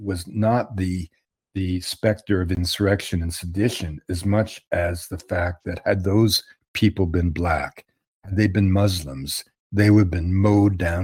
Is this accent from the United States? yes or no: no; Canada; I'm a Canadian observer from afar